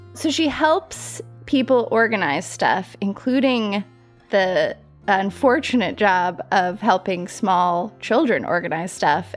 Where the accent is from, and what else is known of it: Colorado Springs, Colorado, United States; born or raised there; moved away as an adult; also born or lived in New York City